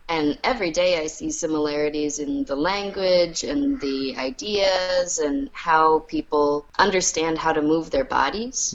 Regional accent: New York City, New York, United States; I grew up in New York City

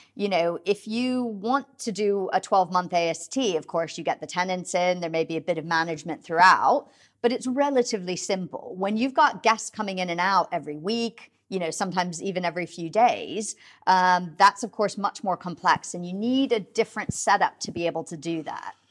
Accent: United States; now in United Kingdom; I mean, you can probably hear from my accent. I'm originally from the U S

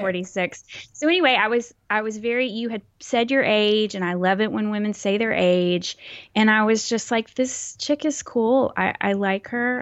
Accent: Texas, United States; accent: Texas accent, mild; was born and raised in Texas, so that also is a fact. And, um, it's hard to not have a Texas accent

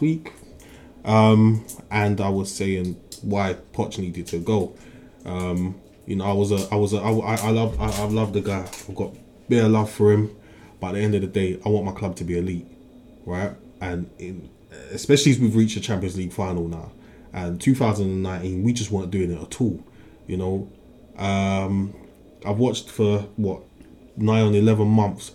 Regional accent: London, United Kingdom; I'm from South. We've got Morley's

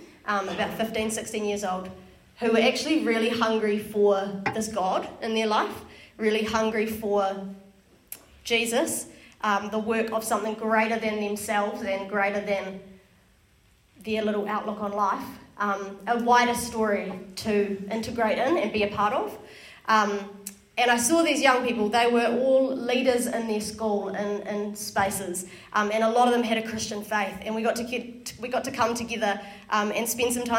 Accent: Wellington, New Zealand; born and raised in Wellington, grown up in church. My church that I went to was in Johnsonville

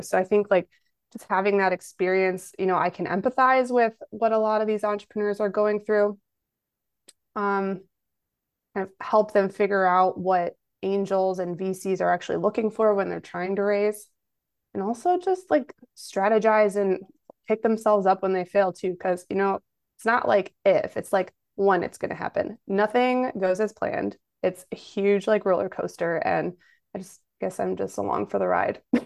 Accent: Kenosha, Wisconsin, United States; Kenosha is my hometown

